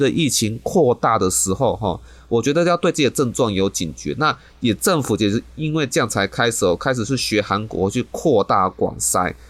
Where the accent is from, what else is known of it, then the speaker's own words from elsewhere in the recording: Taiwan; 我们台湾人民